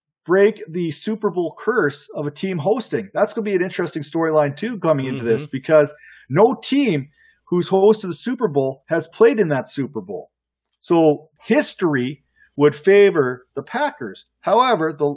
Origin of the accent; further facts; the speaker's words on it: Canada; I'm Canadian.